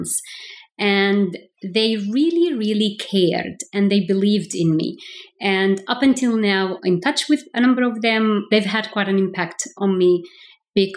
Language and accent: English; Kuwait; also born or lived in Palestine (ancestry); I was actually born in Kuwait. I am from a Palestinian background, but was born in Kuwait.